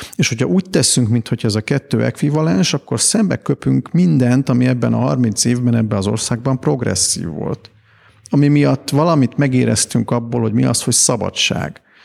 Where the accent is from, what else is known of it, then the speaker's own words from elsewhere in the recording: Hungary; én, mint magyar ember